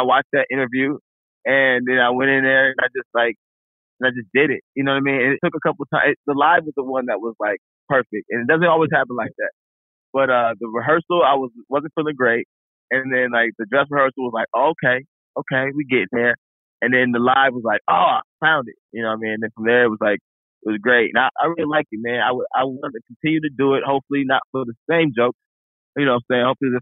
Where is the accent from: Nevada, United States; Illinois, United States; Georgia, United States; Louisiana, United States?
Illinois, United States; Chicago; I'm from Chicago